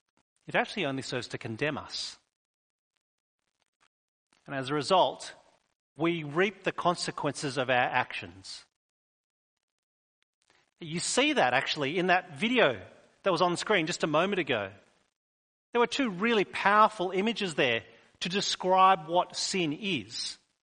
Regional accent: New South Wales, Australia; moved away; We moved here from New South Wales a number of years ago. When people find out that we're from New South Wales, they still remind us we're all free settlers here.

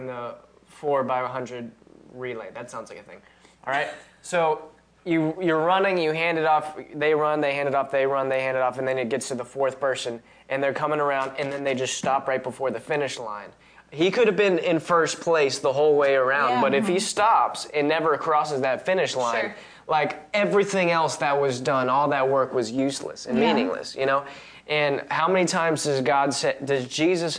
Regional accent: Maryland, United States; I grew up in Maryland.

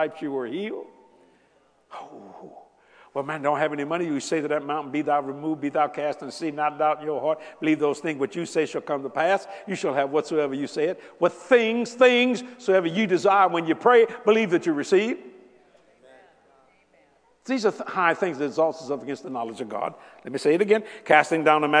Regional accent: United States; I am an American

